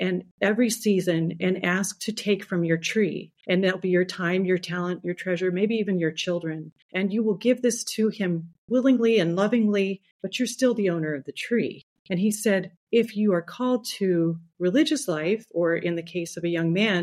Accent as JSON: {"language": "English", "town": "Los Angeles", "region": "California", "country": "United States", "tie": "born or raised there", "said": "I am the sixth of 10 children, and I grew up in Los Angeles."}